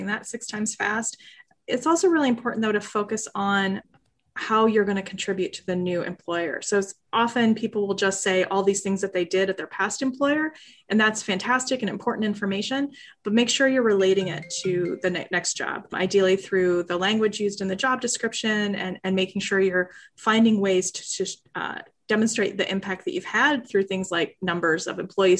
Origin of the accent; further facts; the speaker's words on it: Iowa, United States; I grew up in Iowa where everybody did tassels in the summer